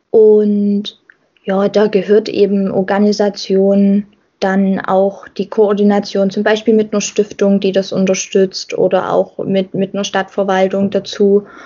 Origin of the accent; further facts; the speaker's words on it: Rodewisch, Saxony, Germany; Ich engagiere mich lieber in Rodewisch als in Halle, weil mit Rodewisch verbinde ich halt viel mehr.